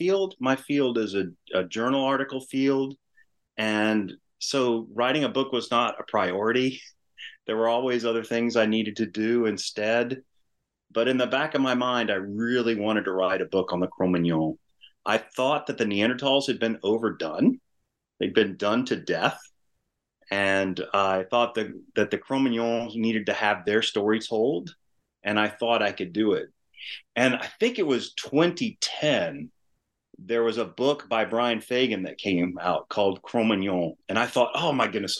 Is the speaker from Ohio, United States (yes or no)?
no; Louisiana, United States; also born or lived in New Mexico; I grew up in Louisiana